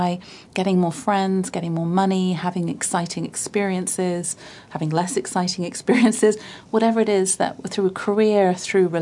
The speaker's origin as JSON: {"language": "English", "town": "Bath", "region": "South West England", "country": "United Kingdom", "tie": "born or raised there", "said": "my hometown in Bath in the south of England"}